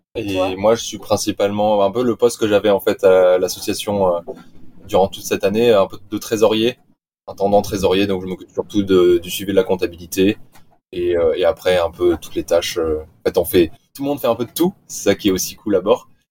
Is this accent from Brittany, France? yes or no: no; Nice, Provence-Alpes-Côte d'Azur, France; moved away; je suis, je suis niçois. Donc, en soi, je viens. j'ai grandi au bord de la mer